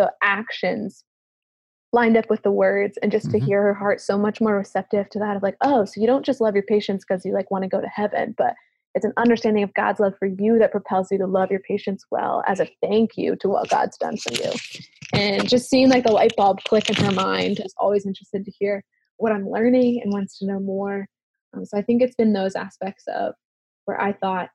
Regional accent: United States; accent: American; my American accent was very funny to most of the kids in the village

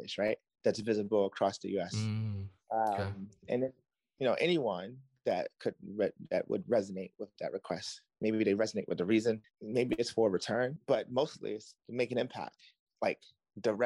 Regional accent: Baltimore, Maryland, United States; I'm from Baltimore

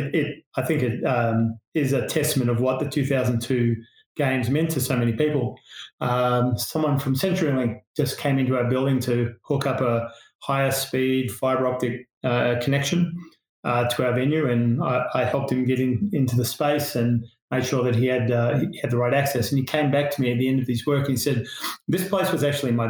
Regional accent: Australia; accent: Australian; moved away as an adult; now in Salt Lake City, United States; I'm Australian, and we try to go back once a year to see family and friends

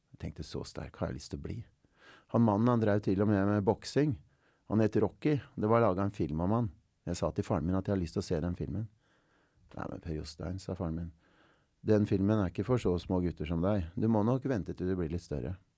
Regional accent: Oslo, Norway; jeg er fra Stovner og har vokst opp

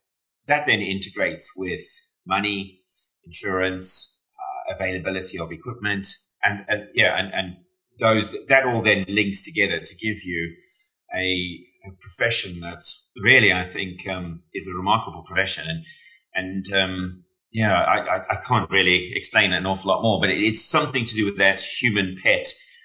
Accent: South Africa; now in Wales, United Kingdom; I tell you what, though, being South African and living in Wales, it's quite an interesting experience

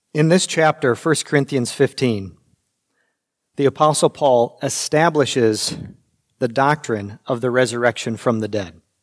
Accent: United States; as American Christians

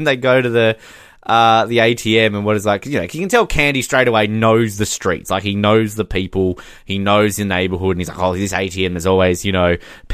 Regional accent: Australia

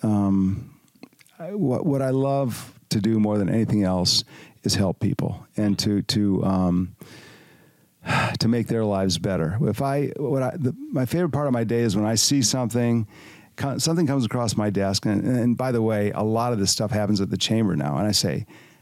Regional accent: Detroit, Michigan, United States; now in Dallas, United States; where I grew up in Detroit

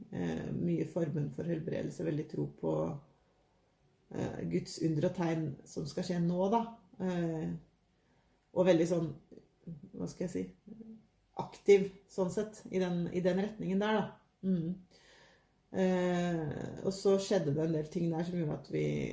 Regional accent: Trøgstad, Viken, Norway; now in Våle, Norway; Jeg har vokst opp i Trøgstad i Østfold

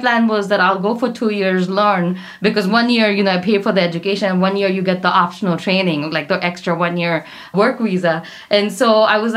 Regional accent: Punjab, India; I'm from Punjab, so I come from a family of farmers or army

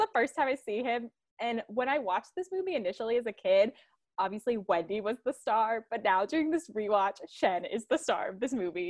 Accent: Fort Worth, Texas, United States; I'm from around Dallas, I'm from Fort Worth.

